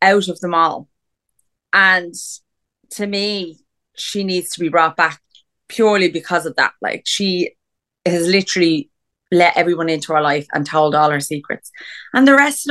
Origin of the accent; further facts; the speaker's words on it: Ireland; we're Irish